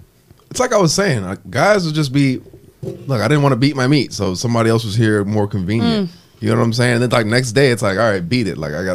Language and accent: English; Illinois, United States; now in Florida, United States; I'm from Illinois. I mean, the Midwest, that shit is... cold, dreary.